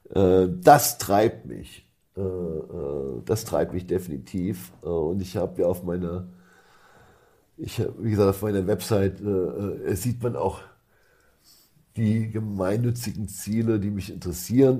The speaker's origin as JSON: {"language": "German", "country": "Germany"}